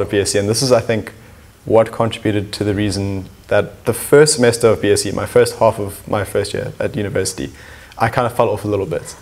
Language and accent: English; Cape Town, Western Cape, South Africa; I'm from Cape Town. I've pretty much been here my whole life.